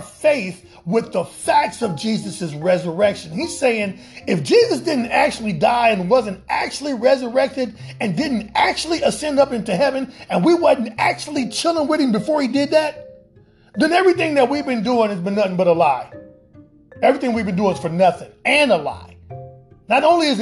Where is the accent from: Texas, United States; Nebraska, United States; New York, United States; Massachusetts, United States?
Nebraska, United States; Omaha; my hometown of Omaha, Nebraska